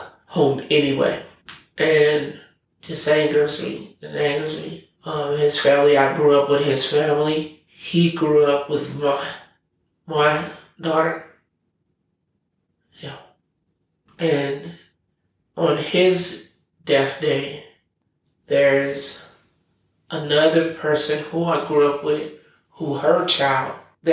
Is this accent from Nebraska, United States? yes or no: yes; Omaha, Nebraska, United States; I was born and raised in North Omaha